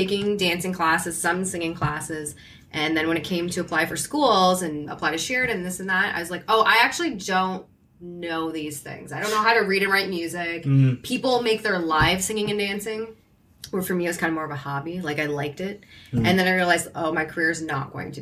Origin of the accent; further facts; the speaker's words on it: Hamilton, Ontario, Canada; I'm from Hamilton